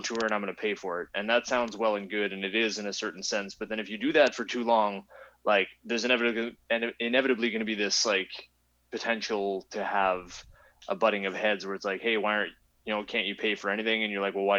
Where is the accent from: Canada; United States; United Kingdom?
Canada; we're from Canada